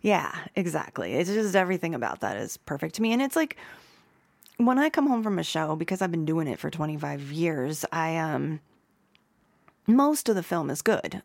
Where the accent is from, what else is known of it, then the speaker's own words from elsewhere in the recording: Youngstown, Ohio, United States; moved away as an adult; also born or lived in Kent, Ohio / New Orleans; now in Boulder, United States; I'm from Youngstown, Ohio.